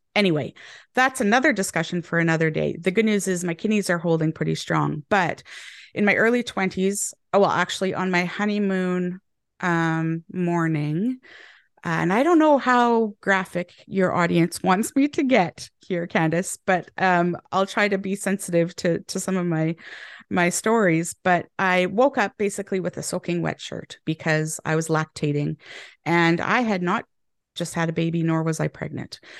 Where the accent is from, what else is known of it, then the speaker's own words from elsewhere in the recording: Canada; moved away as an adult; now in England, United Kingdom; I'm Canadian now living in England and they have changed my language a little bit.